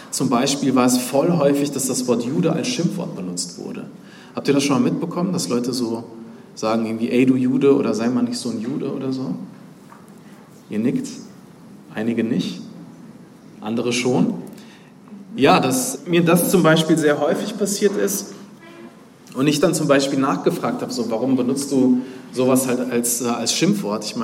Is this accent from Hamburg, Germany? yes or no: no; Duisburg, North Rhine-Westphalia, Germany; Ja, ich bin halt in Duisburg im Dichterviertel aufgewachsen, in Obermarxloh.